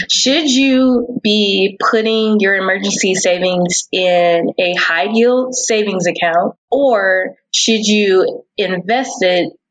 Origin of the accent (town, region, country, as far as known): California, United States; born or raised there